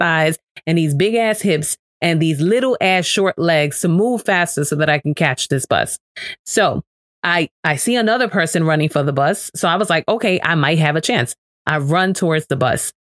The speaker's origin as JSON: {"language": "English", "town": "New York City", "region": "New York", "country": "United States", "tie": "born or raised there", "said": "I am from New York. I am from the Bronx. I was raised in the hood"}